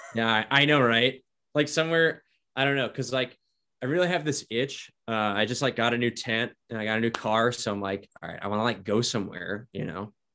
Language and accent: English; Northwest Indiana, United States; moved away as an adult; now in Idaho, United States; I was from Northwest Indiana. And so the, where I grew up was about the size of Post Falls